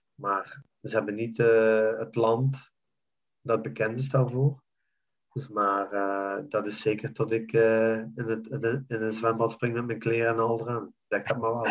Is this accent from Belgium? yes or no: yes; Belgium; moved away as an adult; now in Jordan; België is voor mij land, dus mijn, mijn, mijn land waar ik ben geboren en getogen.